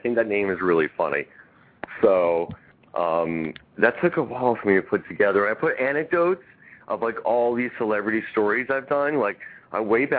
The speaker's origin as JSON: {"language": "English", "region": "New York", "country": "United States", "tie": "born or raised there", "said": "I grew up in New York"}